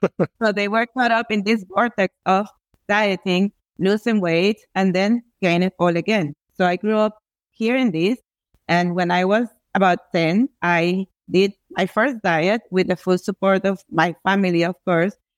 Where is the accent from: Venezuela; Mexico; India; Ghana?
Venezuela; I come from Venezuela